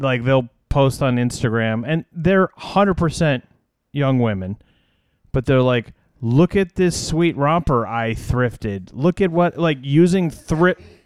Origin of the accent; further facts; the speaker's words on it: United States; I'm an American